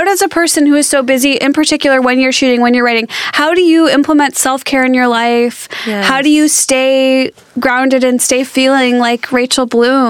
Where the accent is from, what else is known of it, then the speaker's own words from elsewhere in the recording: Skokie, Illinois, United States; moved away; Skokie, suburb of Chicago.